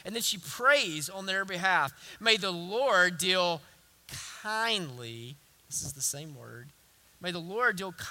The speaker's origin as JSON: {"language": "English", "region": "the South", "country": "United States", "accent": "southern", "said": "my southern accent"}